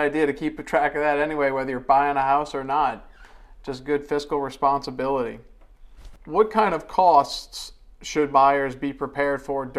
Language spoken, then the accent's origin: English; West Jefferson Parish, Louisiana, United States; I'm from West Jefferson Parish.